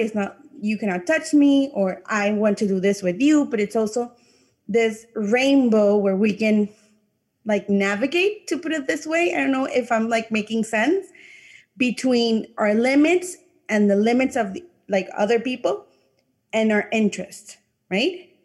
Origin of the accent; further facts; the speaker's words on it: Panama; first language English; I'm from a Latin country, I'm from Panama